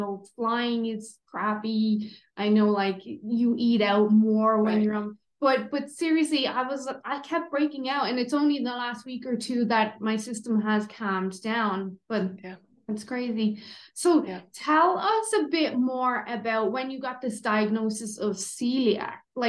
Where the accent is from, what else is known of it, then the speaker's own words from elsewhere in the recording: Ireland; moved away; myself, my husband and my little boy, we're Irish, obviously.